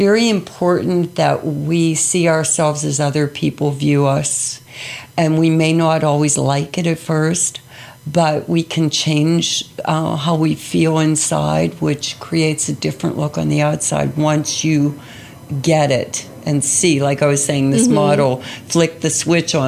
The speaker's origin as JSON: {"language": "English", "town": "Pittsburgh", "region": "Pennsylvania", "country": "United States", "tie": "born or raised there", "said": "I grew up in Pittsburgh"}